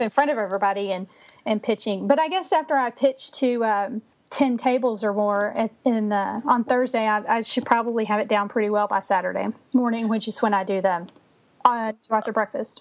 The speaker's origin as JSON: {"language": "English", "region": "Texas", "country": "United States", "tie": "born or raised there", "also_born_or_lived": "Minnesota", "said": "I'm from Texas. I've lived here my entire life except for two years when we uh, lived in Minnesota"}